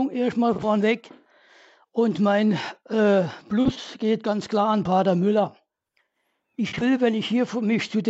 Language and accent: German; Saarland, Germany; moved away as an adult; now in Reutlingen, Germany; Ich komme ursprünglich aus dem Saarland, wohne hier in Baden-Württemberg seit 1982.